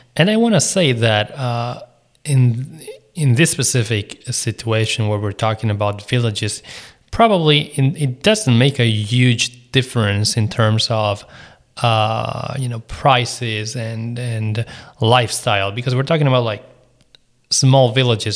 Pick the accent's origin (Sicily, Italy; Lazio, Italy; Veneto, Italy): Veneto, Italy; I was born and raised in the Veneto region